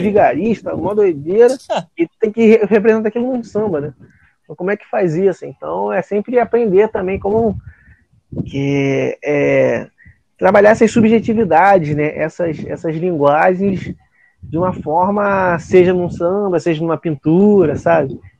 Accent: Praia da Vila, Rio de Janeiro, Brazil; eu sou da Praia da Vila

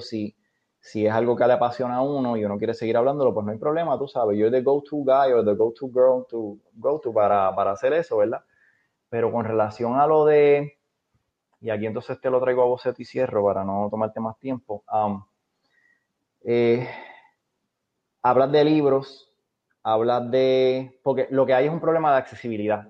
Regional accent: Puerto Rico

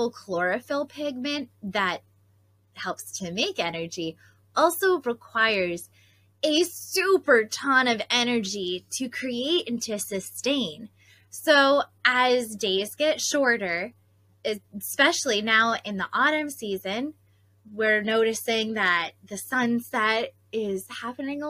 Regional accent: Pocono Mountains, Pennsylvania, United States; growing up in the Pocono Mountains, we actually had a fall foliage festival

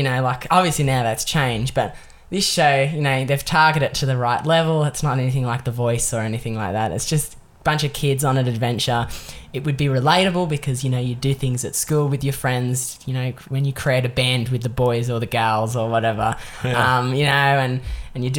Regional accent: Australia; living as an Australian

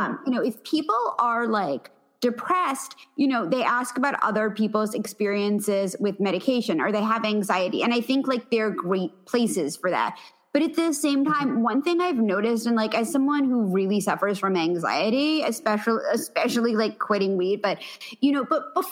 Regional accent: New York City, New York, United States; And my parents, this is the thing, like, look, I'm from the Upper East Side of Manhattan.

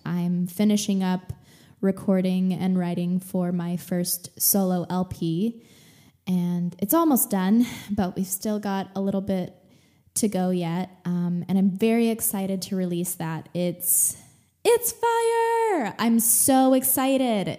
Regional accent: Texas, United States; now in California, United States; growing up in Texas

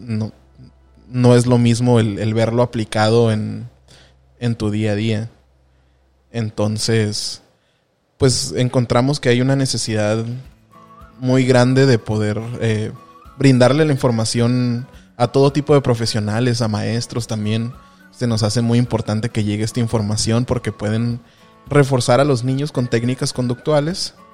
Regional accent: Tijuana, Baja California, Mexico; now in San Diego, United States; somos originarios de Tijuana, Baja California. Y hemos, eh, nos hemos desarrollado de manera profesional en lo que es en, en el área de San Diego.

